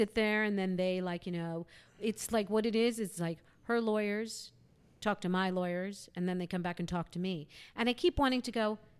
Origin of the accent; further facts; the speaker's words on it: New York City, New York, United States; Because I'm like a New Yorker. My parents are New Yorkers.